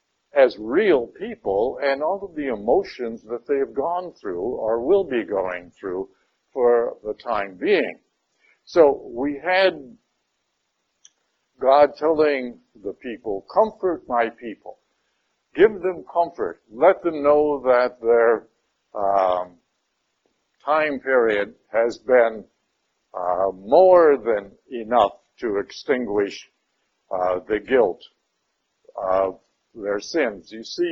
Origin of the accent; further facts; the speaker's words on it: Detroit, Michigan, United States; moved away; I came from Detroit, Michigan, and if anybody told me I had to go back there, believe me, I would be very upset, you know. Even though I do have sisters and relatives living there yet, I do not want to go back to Detroit, Michigan.